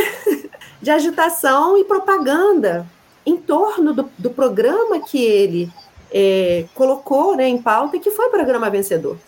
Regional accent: Rio de Janeiro, Brazil; also born or lived in Minas Gerais; now in Juiz de Fora, Brazil; eu sou cria de Realengo

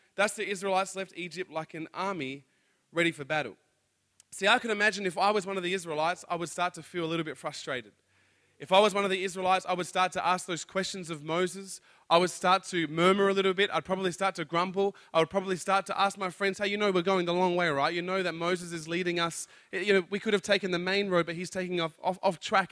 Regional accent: Adelaide, South Australia, Australia; I'm from Adelaide.

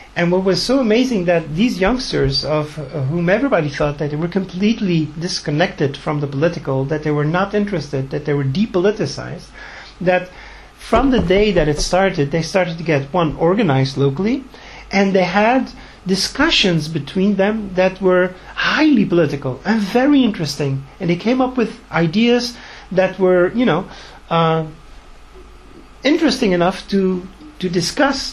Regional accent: Tunisia; moved away; I've been going back and forth since I was born in Tunisia

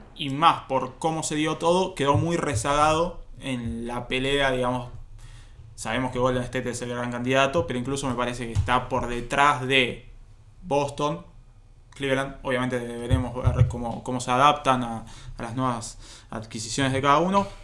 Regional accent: Argentina; nosotros argentinos.

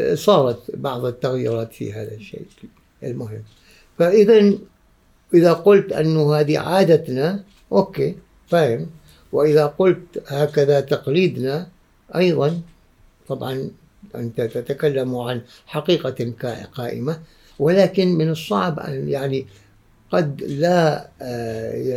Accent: Oman; عندنا في عمان

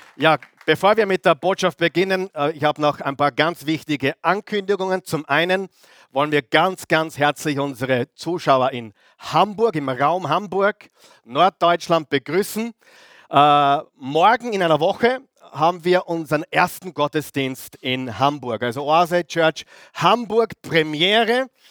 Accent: Austria; Bei uns in Österreich

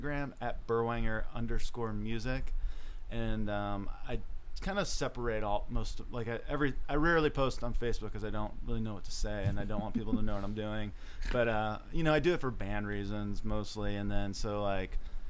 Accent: Chicago, Illinois, United States; we grew up in the Chicago area

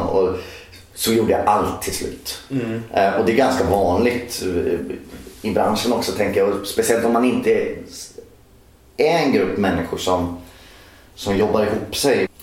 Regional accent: Norsholm, Östergötland, Sweden; also born or lived in Skärkind; jag är uppvuxen i Norsholm som ligger mitt mellan Linköping och Norrköping.

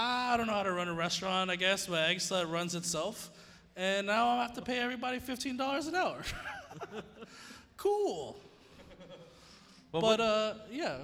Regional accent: Pico Rivera, California, United States; I'm from Pico Rivera

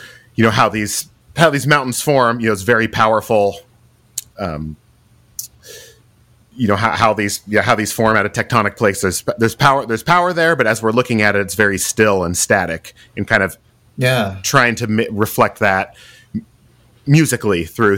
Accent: the Northwest, Pacific Northwest, United States; growing up in the Northwest, spending time hiking and skiing.

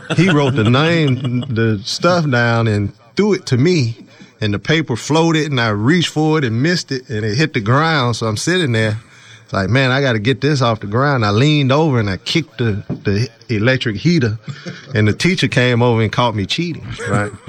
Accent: Mississippi, United States; moved away; I grew up in Mississippi

